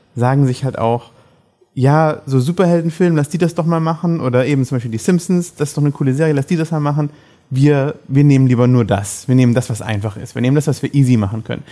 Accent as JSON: {"language": "German", "country": "Germany", "said": "dass wir da als Deutsche"}